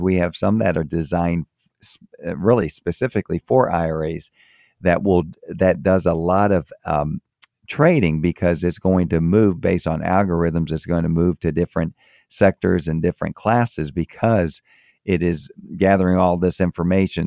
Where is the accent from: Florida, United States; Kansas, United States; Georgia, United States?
Florida, United States; moved away as an adult; also born or lived in Tampa, Florida / Miami, Florida / Maryland; I grew up in Florida, grew up in, um, in Tampa, and I grew up also in Miami. So that's is where I'm, I'm from